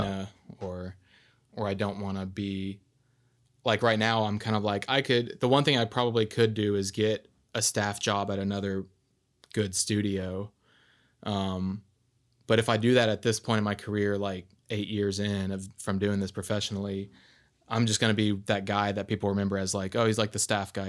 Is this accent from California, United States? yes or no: no; Arkansas, United States; I'm from Arkansas